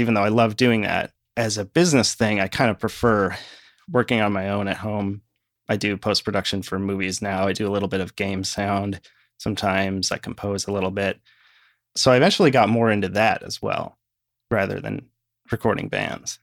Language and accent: English; Shorewood, Wisconsin, United States; now in Rochester, United States; I grew up in a suburb of Milwaukee, Wisconsin, Shorewood.